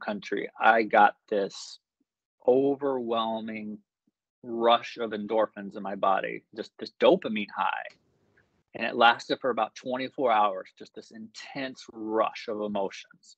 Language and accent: English; United States; moved away as an adult; now in Mexico; growing up in America